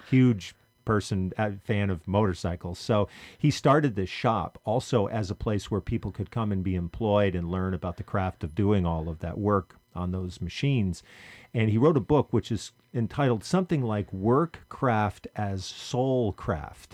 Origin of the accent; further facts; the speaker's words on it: Vermont, United States; when I was in high school growing up in Vermont